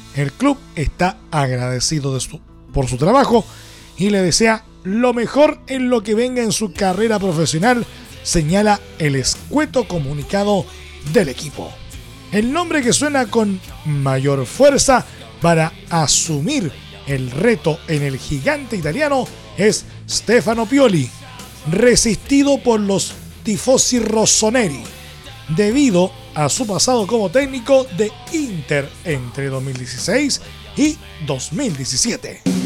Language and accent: Spanish; Chile